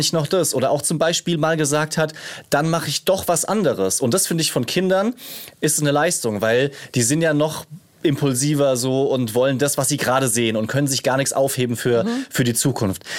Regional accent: Rhineland-Palatinate, Germany; ich komme aus der Pfalz

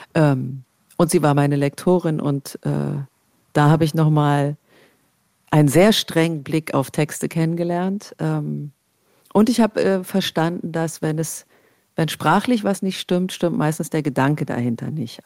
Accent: East Germany, Germany; ich bin im Osten aufgewachsen

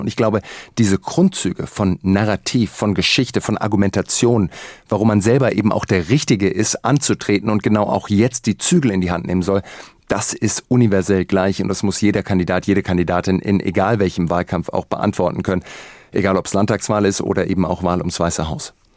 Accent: Germany; bei uns in Deutschland

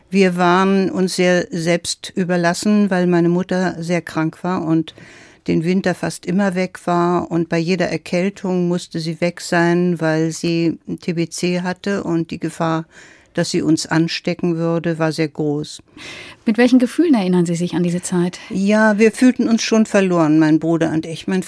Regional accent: Silesian Voivodeship, Poland; Ja, mein erstes Leben begann in meiner Heimat in Schlesien. Ich bin auf dem Land aufgewachsen, auf einem ziemlich großen Gut in einer sehr traditionellen preußischen Familie

